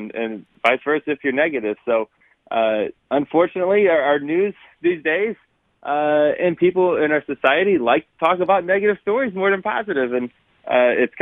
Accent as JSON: {"language": "English", "region": "Connecticut", "country": "United States", "said": "I'm from Connecticut"}